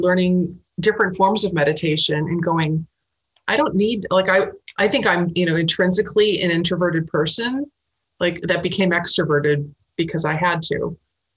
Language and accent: English; Milwaukee, Wisconsin, United States; moved away; also born or lived in New York / Boston / Los Angeles / Iowa; I grew up in the Midwest, and Milwaukee, which is a pretty big decent-sized city